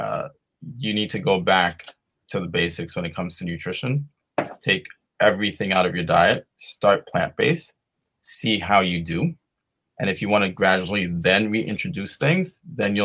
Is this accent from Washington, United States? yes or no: no; New York, United States; I'm born and raised in New York